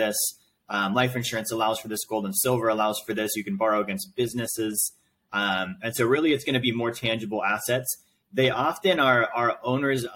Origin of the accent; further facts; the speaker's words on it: Alaska, United States; now in Tampa, United States; I'm originally from Alaska